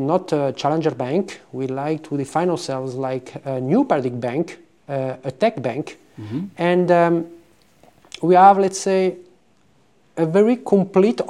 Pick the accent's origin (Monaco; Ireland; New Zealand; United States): Monaco; moved away as an adult; also born or lived in Braga, Portugal / Lisbon, Portugal / Porto, Portugal; now in Italy; I am a son of Portuguese immigrants. I grew up in Monaco, in south of France.